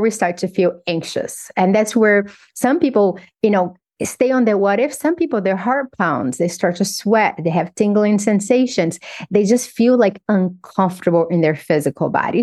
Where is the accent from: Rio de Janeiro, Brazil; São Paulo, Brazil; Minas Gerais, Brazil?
Minas Gerais, Brazil; Governador Valadares; moved away as an adult; also born or lived in Belo Horizonte; When I was 15, I moved from Governador Valadares to Belo Horizonte.